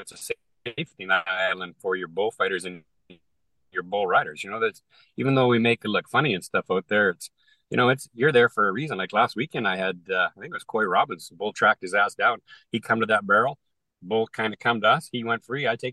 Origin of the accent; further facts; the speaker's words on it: Canada; I'm a Canadian in an American market in the entertainment business